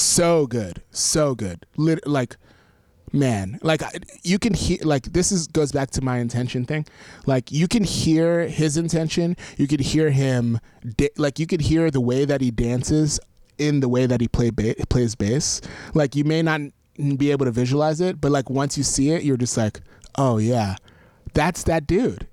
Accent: New York, United States; I grew up in New York, so, like, I had access to all that stuff

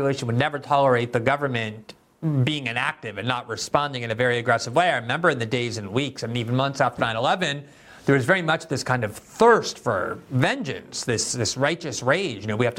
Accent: United States; as an American who decided really to focus on politics and journalism in the wake of 9/11

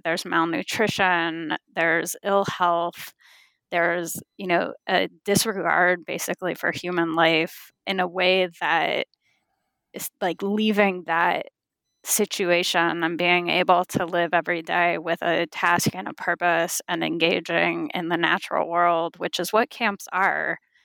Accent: California, United States; I was born and raised in California

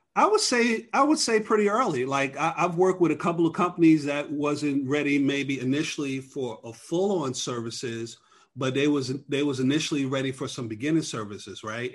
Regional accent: New York, United States; now in Atlanta, United States; I'm originally from New York.

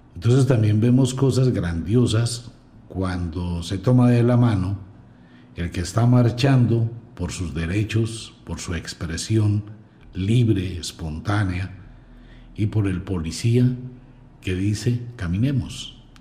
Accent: Colombia; como colombiano

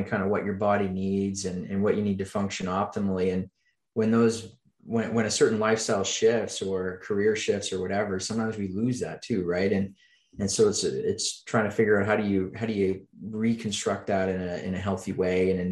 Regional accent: Oxford, Nova Scotia, Canada; I grew up in Eastern Canada, a little town called Oxford, Nova Scotia

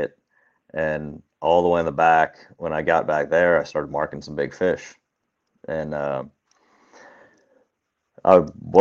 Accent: Cincinnati, Ohio, United States; I'm from Cincinnati, Ohio

